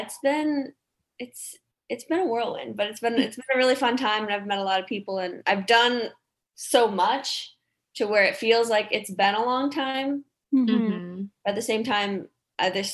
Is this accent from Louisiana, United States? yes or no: no; Chicago, Illinois, United States; moved away as an adult; also born or lived in Nebraska; I'm originally from the Chicagoland area.